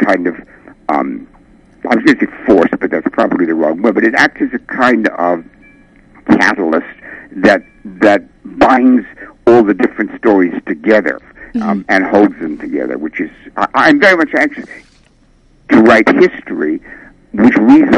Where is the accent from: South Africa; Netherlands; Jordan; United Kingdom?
United Kingdom; England; I'm English